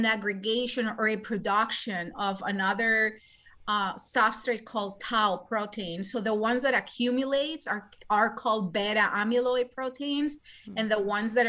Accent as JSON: {"language": "English", "country": "Colombia", "moved": "as an adult", "lives_now": "United States", "said": "I am originally from Colombia and South America. I did med school there and then I came here to the United States"}